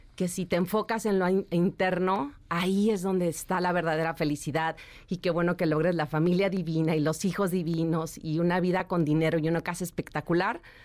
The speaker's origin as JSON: {"language": "Spanish", "region": "Chihuahua", "country": "Mexico", "tie": "born or raised there", "moved": "as an adult", "said": "yo soy de Chihuahua, nací allá en la ciudad de Chihuahua y me vine a los 19 años a buscar mi sueño de trabajar como modelo"}